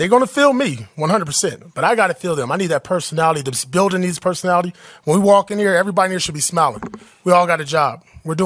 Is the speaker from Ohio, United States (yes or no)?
no; Compton, California, United States; I grew up in Compton, California